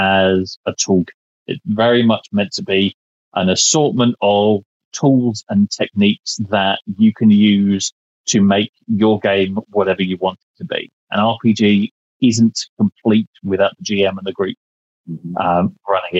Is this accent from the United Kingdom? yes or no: yes; United Kingdom; I'm British. We master understatement.